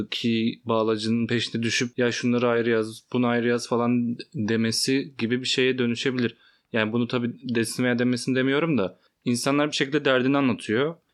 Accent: Elazığ Province, Turkey; moved away; Ben mesela Elazığlıyım. Ee, orada çokça ağız kullanılıyor. Ben de hakimim.

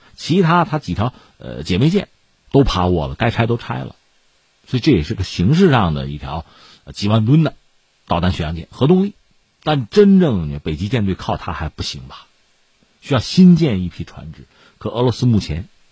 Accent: China; 我们中国人

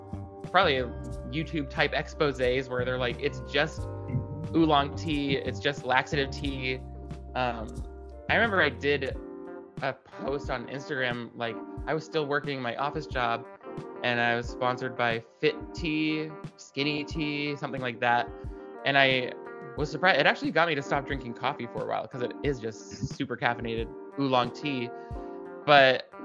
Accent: Nashua, New Hampshire, United States; moved away as an adult; also born or lived in New York; now in California, United States; I grew up in Nashua, New Hampshire, which is like right on the border of Massachusetts and really close to Boston.

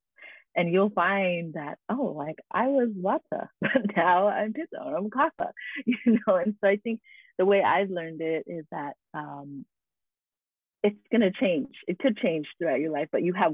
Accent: Carson, California, United States; I was born in Carson, California. And so I'm in the diaspora of the Filipinx folks

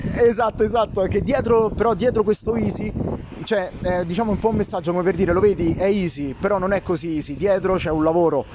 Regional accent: Italy; noi siamo il popolo più ar-, più artista del mondo

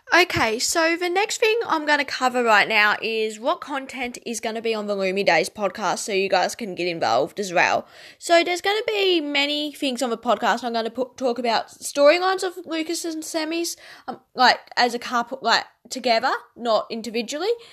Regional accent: Tasmania, Australia; I am from Tasmania, which is an island at the bottom of Australia.

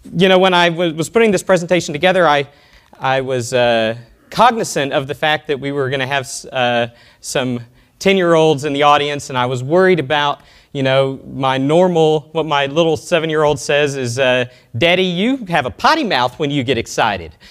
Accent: Austin, Texas, United States; from Austin, Texas, my hometown

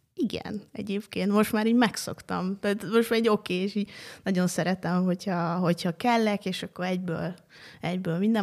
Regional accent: Jászivány, Jász-Nagykun-Szolnok, Hungary; moved away as an adult; now in Budapest, Hungary; ott egészen pontosan Jászivány a kisfalu, ahol felnőttem

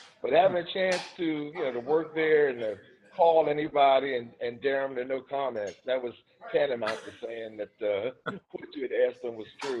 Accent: Baltimore, Maryland, United States; I'm from Baltimore, and this was just a few years after Watergate.

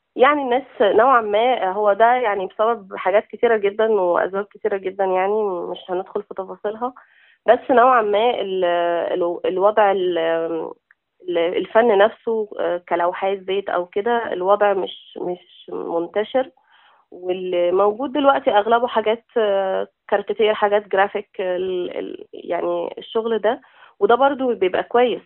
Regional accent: Zarqa, Damietta Governorate, Egypt; moved away as an adult; إحنا من منطقة اسمها الزرقاء. طبعاً محافظة دمياط

